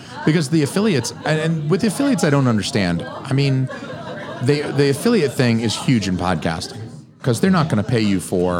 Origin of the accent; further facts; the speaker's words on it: the South, United States; I'm from the South, y'all. I got boots on.